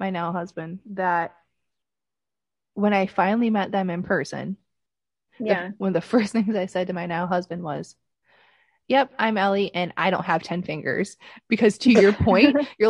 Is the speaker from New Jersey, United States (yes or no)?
no; Michigan, United States; I'm from the Midwest, I'm from Michigan